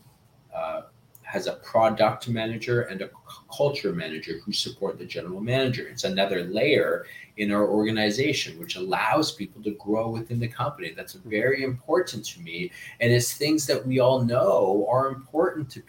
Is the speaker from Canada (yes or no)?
yes; Canada; also born or lived in Peru; I'm Canadian Peruvian